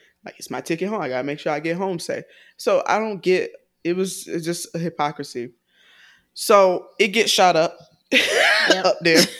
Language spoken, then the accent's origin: English; the South, United States; I'm from the South. So when I got to DC, I was at a party like freshman